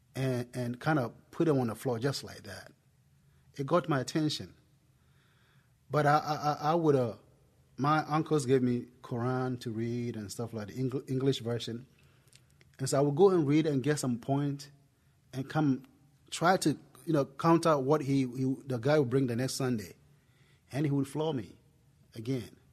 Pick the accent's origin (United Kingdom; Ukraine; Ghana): Ghana; accent: Ghanaian; moved away as an adult; now in United States; I'm originally from Ghana. If, I mean, if you're wondering where the accent came from, it came from, it came from Ghana, West Africa